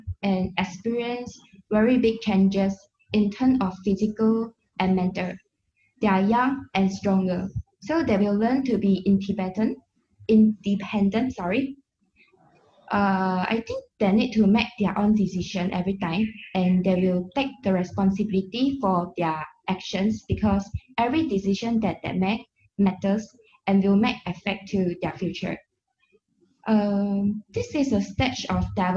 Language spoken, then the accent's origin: English; Segamat, Johor, Malaysia; a Malaysian, come from Segamat, Johor.